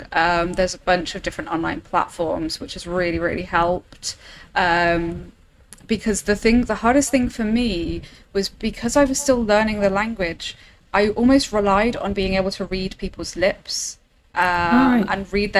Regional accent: England, United Kingdom; accent: English; moved away as an adult; now in Germany; So I'm English. Originally, I come from the UK, but I moved to Germany in 2019, kind of the late half of 2019.

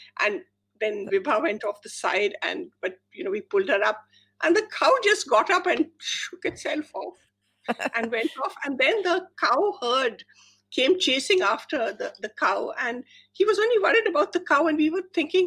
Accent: India; moved away; I grew up in India and we still go to India a lot

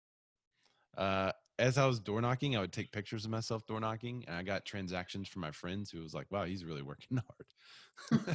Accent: Bryant, Arkansas, United States; also born or lived in Little Rock, Arkansas; I'm from Bryant, which is just south of here

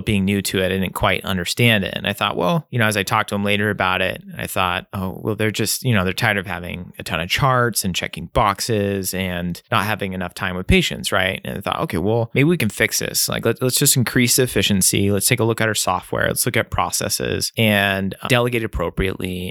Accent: Nine Mile Falls, Washington, United States; I grew up in Nine Mile Falls, kind of just, uh, west of Spokane

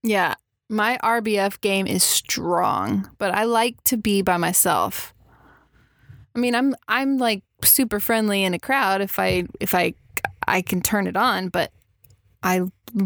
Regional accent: Texas, United States; growing up in Texas, there's no way I could escape shooting a gun as a child

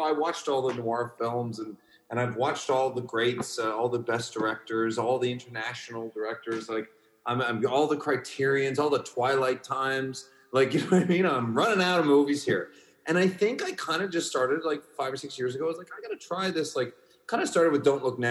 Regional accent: Canada; Canadian filmmakers

